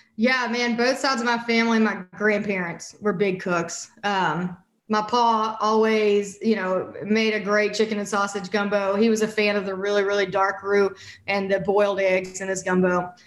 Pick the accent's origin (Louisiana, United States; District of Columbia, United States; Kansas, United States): Louisiana, United States; St. Francisville; now in Austin, United States; I grew up in St. Francisville, which is about 40, 45 miles north of Baton Rouge